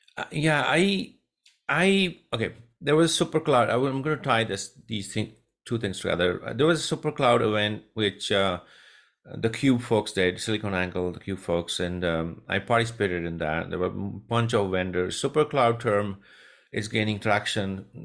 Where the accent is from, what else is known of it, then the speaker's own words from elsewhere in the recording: India; moved away as an adult; now in United States; I'm born and raised in India